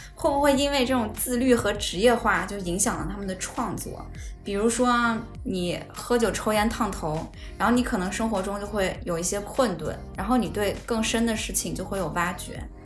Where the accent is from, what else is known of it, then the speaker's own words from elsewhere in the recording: North China Plain, northern China, China; 我是来自北方的华北平原